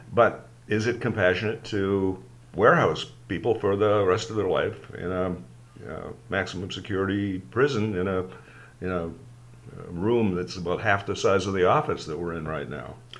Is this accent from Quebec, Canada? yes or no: no; Sault Ste. Marie, Ontario, Canada; growing up in Sault Ste. Marie and growing up in Alec Muir Public School